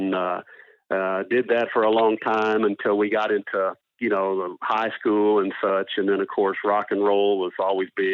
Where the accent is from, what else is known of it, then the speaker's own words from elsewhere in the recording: Northern Virginia, United States; moved away as an adult; also born or lived in Washington, D.C.; now in Everett, Canada; Grew up in Northern Virginia.